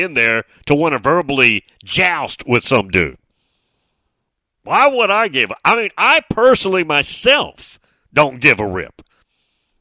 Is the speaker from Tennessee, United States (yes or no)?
yes; Nashville, Tennessee, United States; also born or lived in Williamson County, Tennessee; I was born in downtown Nashville at St. Thomas